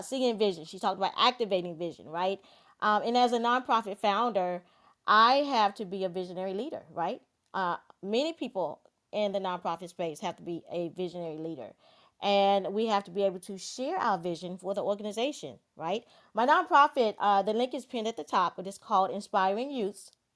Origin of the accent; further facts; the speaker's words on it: Georgetown, South Carolina, United States; moved away; I was born and raised in Georgetown, South Carolina